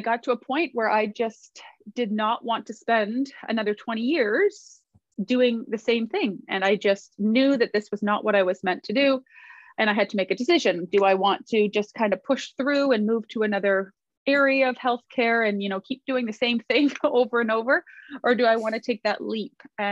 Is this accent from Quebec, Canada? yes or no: no; outside Toronto, Ontario, Canada; I live outside of Toronto, Ontario, Canada, and I've lived in this area most of my life